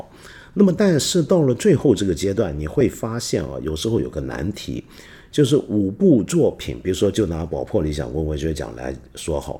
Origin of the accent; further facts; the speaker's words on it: Guangdong, China; 你知道这个我们广东人，凡在这个临北以上的地方，我们都叫做北方人、北方佬。